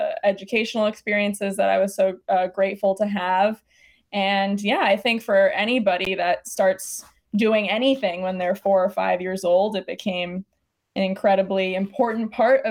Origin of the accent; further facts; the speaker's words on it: Los Angeles, California, United States; born and raised in Los Angeles